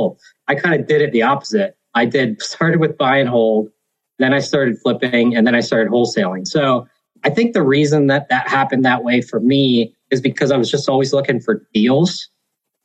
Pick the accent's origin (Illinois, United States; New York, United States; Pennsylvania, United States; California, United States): Pennsylvania, United States; Hershey; Born and raised in Hershey, Pennsylvania.